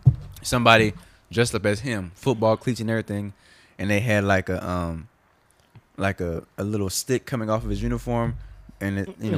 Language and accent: English; Live Oak, Texas, United States; When me and Sean were kids, we grew up in Live Oak.